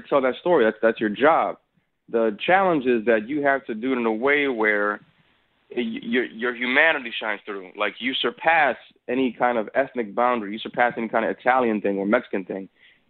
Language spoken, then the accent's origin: English; Dominican Republic; I'm from Dominican Republic, and the flavor is different. The seasoning is different. The Spanish is different.